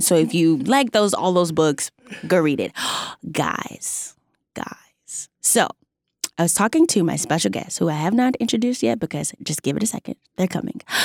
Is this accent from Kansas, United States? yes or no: no; Texas, United States; I'm from Texas